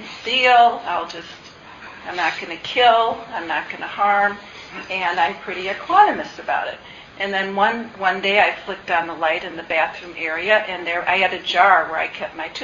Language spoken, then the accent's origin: English; Midwest, United States; as a Midwesterner